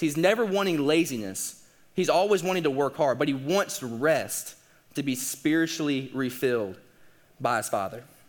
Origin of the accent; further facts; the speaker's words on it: the South, United States; we're also from the South